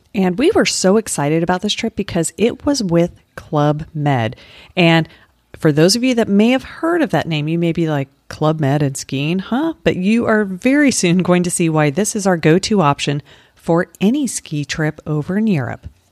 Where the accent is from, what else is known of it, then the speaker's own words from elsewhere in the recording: Colorado, United States; moved away as an adult; also born or lived in Utah; now in Florida, United States; my home state of Colorado or where I lived after college, which was in Utah